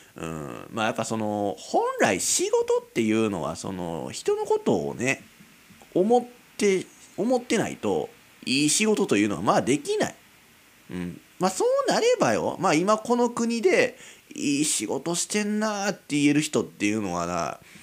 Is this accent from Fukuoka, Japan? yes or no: no; Kizugawa, Kyoto, Japan; 京都の木津川市なんてもう田舎よ。